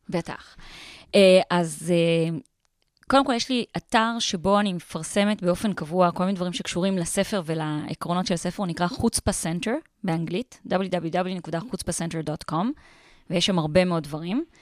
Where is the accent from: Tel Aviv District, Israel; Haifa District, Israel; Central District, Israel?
Tel Aviv District, Israel; Tel Aviv; אני בן אדם חילוני לגמרי, אני תל אביבית